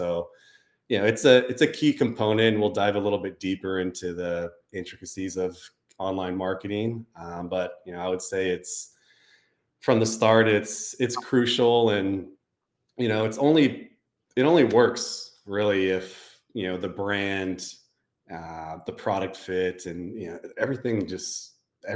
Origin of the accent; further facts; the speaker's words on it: Santa Rosa, California, United States; Santa Rosa, my hometown